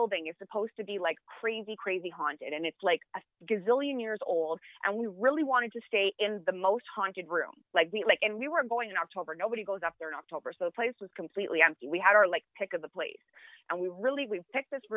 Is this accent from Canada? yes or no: yes; Canada; I am a Canadian